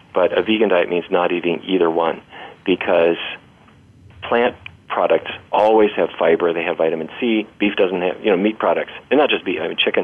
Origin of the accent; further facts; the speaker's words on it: Fargo, North Dakota, United States; I grew up in Fargo, North Dakota.